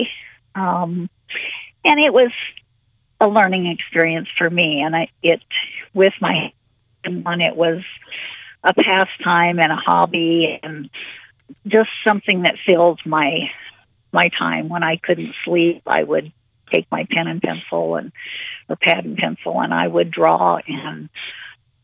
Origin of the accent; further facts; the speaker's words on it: Lincoln, Nebraska, United States; also born or lived in Wayne, Nebraska; I grew up in Lincoln. I was born and raised here, and they call me a native Lincolnite.